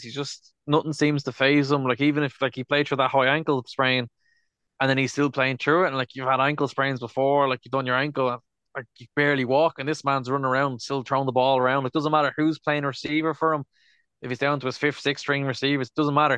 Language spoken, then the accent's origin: English; Dublin, Leinster, Ireland; we're from Dublin now at this stage